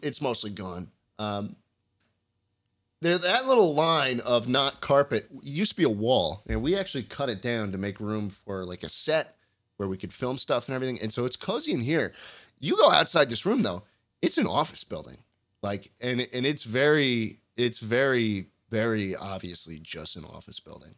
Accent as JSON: {"language": "English", "town": "New York City", "region": "New York", "country": "United States", "tie": "born or raised there", "said": "I grew up driving in New York City"}